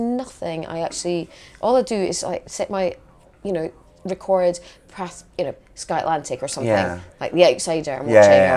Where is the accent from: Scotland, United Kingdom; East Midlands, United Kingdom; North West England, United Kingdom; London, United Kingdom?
Scotland, United Kingdom; Edinburgh; No, Edinburgh